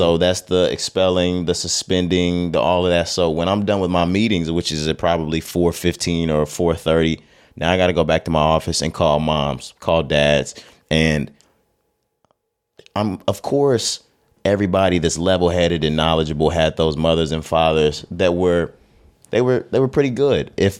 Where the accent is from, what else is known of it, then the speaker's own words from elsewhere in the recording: Texas, United States; You know, we're from Texas. The listenership and the viewership knows this by now. But we're Texas boys.